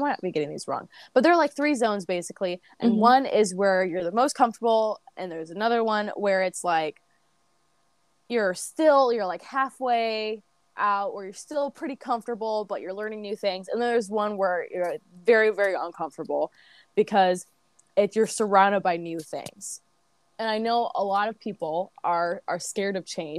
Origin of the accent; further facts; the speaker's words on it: St. Louis, Missouri, United States; moved away as an adult; I grew up in St. Louis.